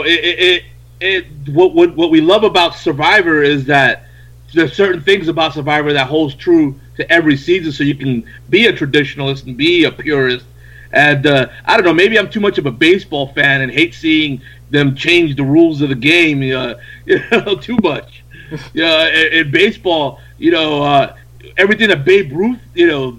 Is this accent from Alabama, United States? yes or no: no; New York, United States; I was from New York